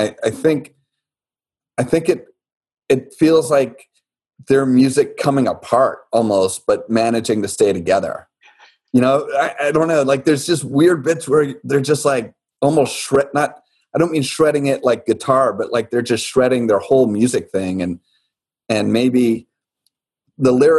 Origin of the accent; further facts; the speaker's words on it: Nassau, New Providence, Bahamas; I grew up in Nassau